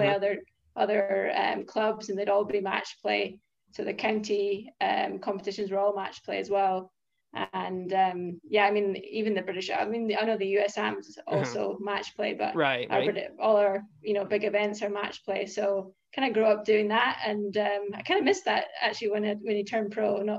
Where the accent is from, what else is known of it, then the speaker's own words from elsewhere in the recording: Aberdeen, Scotland, United Kingdom; So I'm from Aberdeen, Scotland